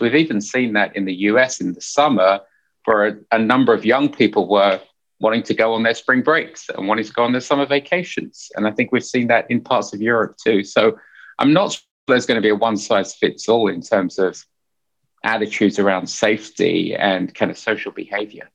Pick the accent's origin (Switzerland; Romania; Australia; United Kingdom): United Kingdom; Hertfordshire, East of England; moved away as an adult; also born or lived in Finsbury Park, London / Essex / Nottingham; now in United States; I was born in Finsbury Park, North London, Indian parents, first generation Indian, two sisters. And then we moved out, like every good family, we moved out to the suburbs in Hertfordshire